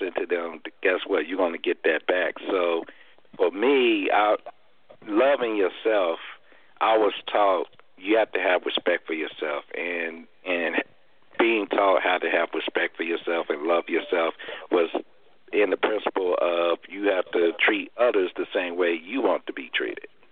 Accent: Arkansas, United States; moved away; I was back home in my hometown of Arkansas

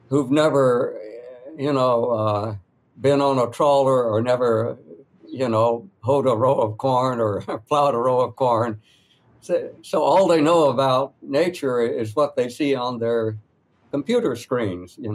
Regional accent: North Carolina, United States; I grew up in Western North Carolina. When I go back there, I, I meet ordinary people

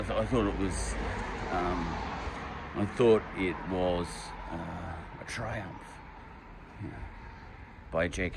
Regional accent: Australia; I'm an Australian

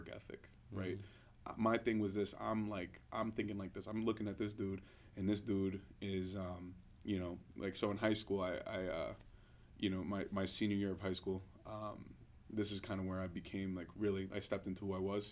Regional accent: New York City, New York, United States; born or raised there; moved away as an adult

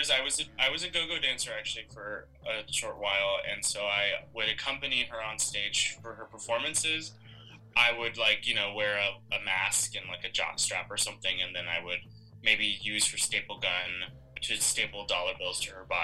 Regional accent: Central California, United States; family is from uh, Central California. Uh, we are Mexican. Uh, I actually did not grow up speaking Spanish.

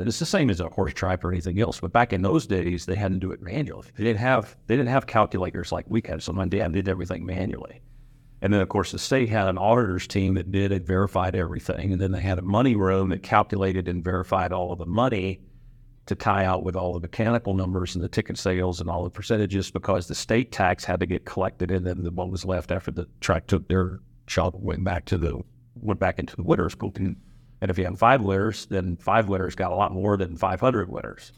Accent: Pensacola, Florida, United States; moved away as an adult; now in Reno, United States; Growing up in Pensacola

